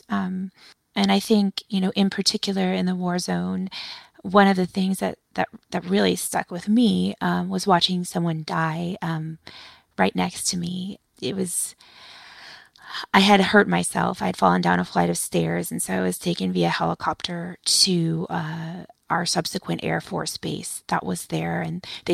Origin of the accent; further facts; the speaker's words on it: United States; as a white woman, you know, growing up in the United States